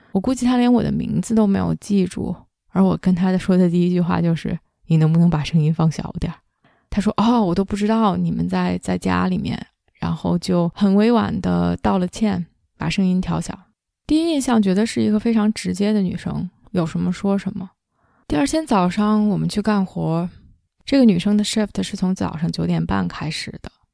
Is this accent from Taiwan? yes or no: no; China; now in Canada; 来自加拿大，在北美居住了十几年中国人